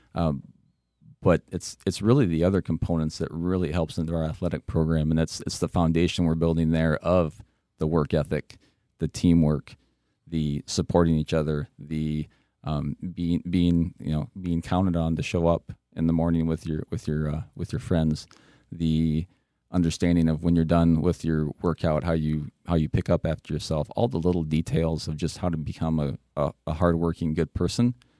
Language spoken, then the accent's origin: English; West Union, Iowa, United States; I grew up in Northeast Iowa, a small town of West Union.